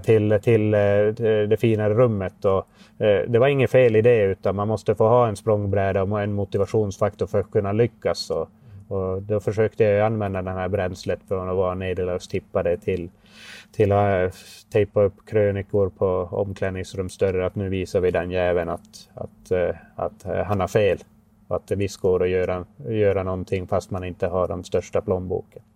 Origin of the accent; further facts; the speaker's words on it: Haparanda, Norrbotten County, Sweden; also born or lived in Oskarshamn; när jag kom hem från Oskarshamn till Haparanda